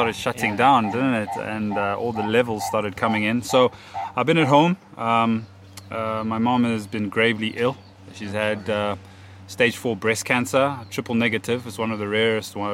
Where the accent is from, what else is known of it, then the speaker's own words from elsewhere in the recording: Kadoma, Mashonaland West, Zimbabwe; born and bred in Zimbabwe in a small town called Kadoma